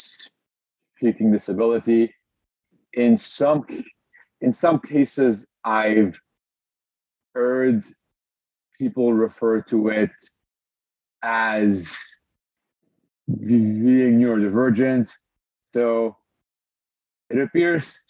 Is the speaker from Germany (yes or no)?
no; Lebanon; moved away as an adult; also born or lived in Montreal; I was born and raised in Lebanon